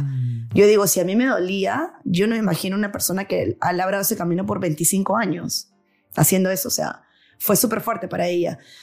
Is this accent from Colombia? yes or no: no; Peru; moved away as an adult; now in New York, United States; me daba igual ser peruana cuando vivía en Perú